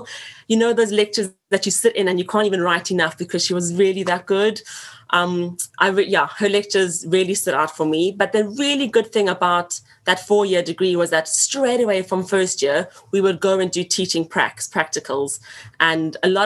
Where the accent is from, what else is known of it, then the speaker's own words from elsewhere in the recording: Johannesburg, Gauteng, South Africa; moved away as an adult; now in London, United Kingdom; So I was born and raised in Johannesburg. So I spent my first 24 years of life living there.